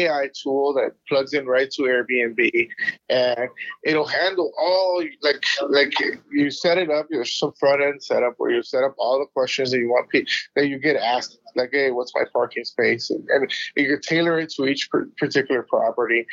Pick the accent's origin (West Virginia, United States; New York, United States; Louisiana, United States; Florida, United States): Florida, United States; South; moved away; I come from South Florida